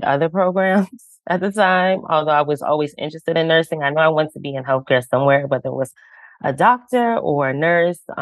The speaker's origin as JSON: {"language": "English", "region": "Virginia", "country": "United States", "tie": "born or raised there", "also_born_or_lived": "Orlando, Florida", "moved": "yes", "lives_now": "Baltimore, United States", "said": "originally I'm from Orlando, Florida, and then Virginia as well. That's where I completed like all my grade school in Virginia"}